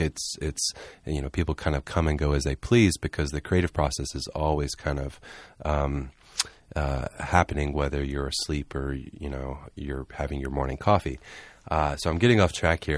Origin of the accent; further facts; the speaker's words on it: Charleston, South Carolina, United States; moved away; also born or lived in Southeast Georgia / Atlanta; I'm originally from Charleston, South Carolina